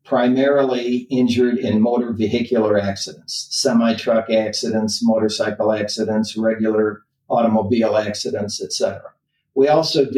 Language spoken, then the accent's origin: English; Lansing, Michigan, United States; I grew up in Lansing, Michigan.